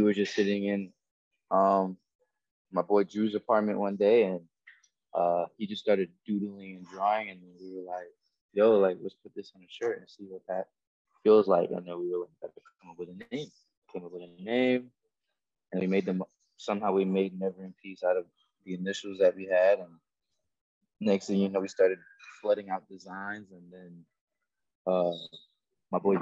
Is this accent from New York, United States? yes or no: yes; New York, United States; now in Florida, United States; I'm from New York. I'm like the only guy from New York